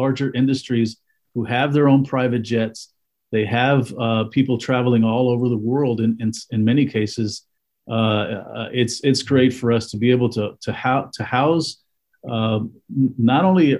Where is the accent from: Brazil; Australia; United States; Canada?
United States; Weslaco, Texas; I grew up in the Mid-Valley. I was a Weslaco High School graduate.